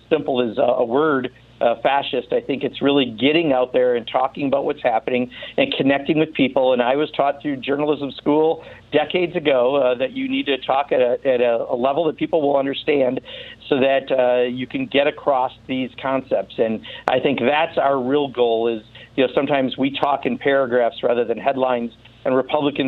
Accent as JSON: {"language": "English", "region": "Wisconsin", "country": "United States", "tie": "born or raised there", "said": "calling from Wisconsin, thanks so much, my home state"}